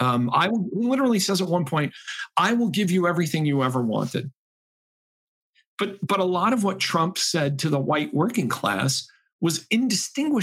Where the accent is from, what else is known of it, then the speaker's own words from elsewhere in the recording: Chicopee, Massachusetts, United States; My hometown was the world headquarters of Spalding, the sports company